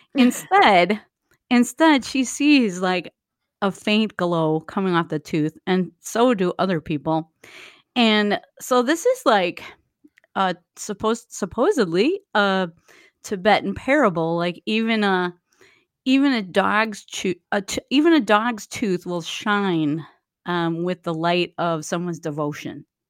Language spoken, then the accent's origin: English; Waukesha, Wisconsin, United States; now in Milwaukee, United States; I grew up near Waukesha